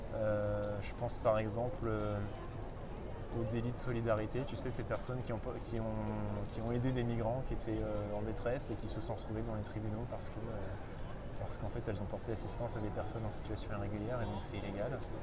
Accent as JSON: {"language": "French", "town": "Reims", "region": "Grand Est", "country": "France", "said": "je viens de, je de Reims, d'une famille normale"}